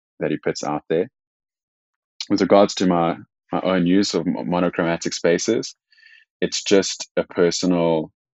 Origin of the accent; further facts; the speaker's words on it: South Africa; I am South African